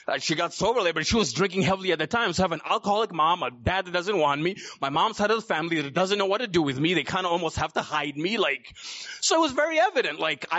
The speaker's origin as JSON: {"language": "English", "country": "Uganda", "tie": "born there", "said": "So I was born in Uganda, East Africa, in 1982."}